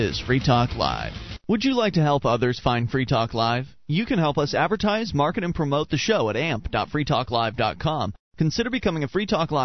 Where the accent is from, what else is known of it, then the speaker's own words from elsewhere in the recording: West Coast of Florida, United States; you and I were raised on the West Coast